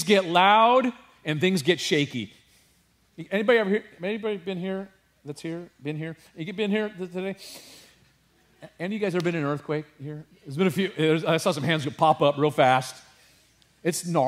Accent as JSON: {"language": "English", "region": "California", "country": "United States", "tie": "born or raised there", "said": "I grew up in California"}